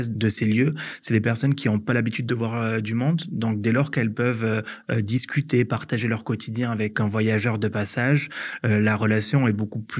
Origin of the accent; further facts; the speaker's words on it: Occitania, France; Et j'ai décidé du coup de prendre mon sac à dos, de sillonner ma région natale, l'Occitanie, à la recherche de ce choc culturel